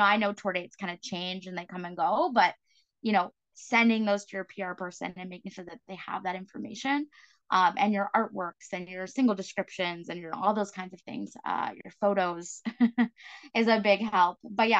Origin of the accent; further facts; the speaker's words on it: East Coast, Canada; I'm from the East Coast, so I can say this, but you know, a band toured in New Brunswick.